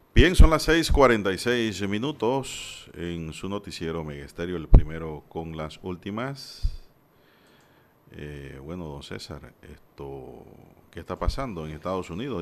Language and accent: Spanish; Panama; como panameños